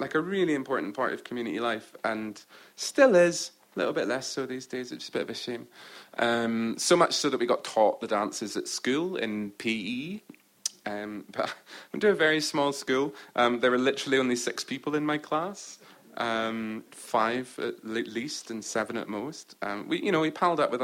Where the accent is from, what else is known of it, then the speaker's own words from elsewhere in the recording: Orkney, Scotland, United Kingdom; In Orkney, I'm English. In England, I'm Scottish. In Scotland, Orcadian.